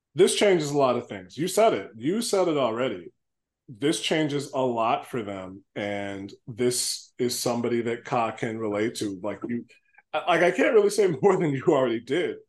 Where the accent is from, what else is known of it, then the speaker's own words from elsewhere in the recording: Chicago, Illinois, United States; I grew up on the South Side, so we went to the South Suburbs